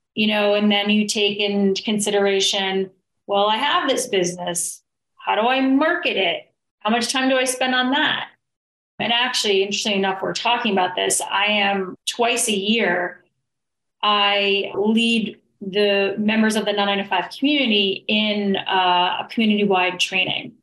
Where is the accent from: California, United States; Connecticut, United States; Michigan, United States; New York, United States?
New York, United States; I'm originally from New York